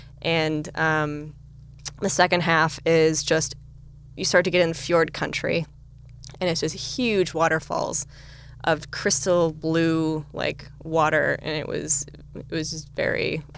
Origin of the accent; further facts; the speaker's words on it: United States; we're conscientious American water drinkers.